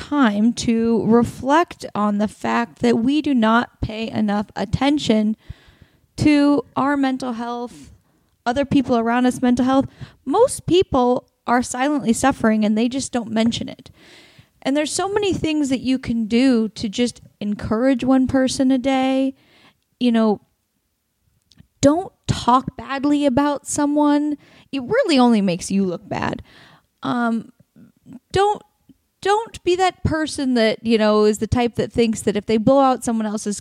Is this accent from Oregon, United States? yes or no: yes; Oregon, United States; moved away; Portland, Oregon, my home state